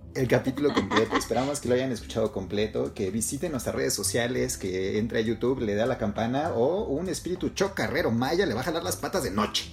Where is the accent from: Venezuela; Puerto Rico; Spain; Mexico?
Mexico; Nosotros nacimos en México, nos criamos en México, vivimos en México